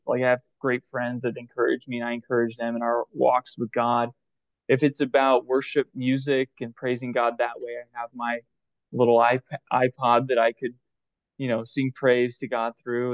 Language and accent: English; Texas, United States; I grew up in Texas. It's the Bible Belt